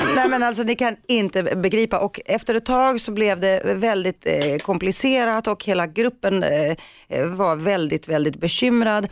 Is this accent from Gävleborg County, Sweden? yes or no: no; Rinkeby, Stockholm County, Sweden; när vi var små och bodde i Rinkeby